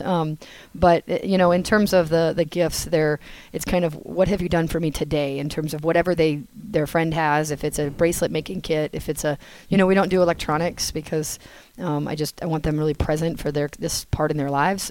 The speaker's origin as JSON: {"language": "English", "region": "New Hampshire", "country": "United States", "tie": "born or raised there", "moved": "as an adult", "lives_now": "North Carolina, United States", "said": "I'm from New Hampshire, as you probably know, and so I grew up on skis and snowboards"}